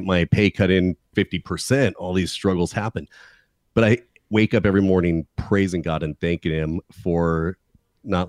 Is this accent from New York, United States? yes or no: no; California, United States; I'm from California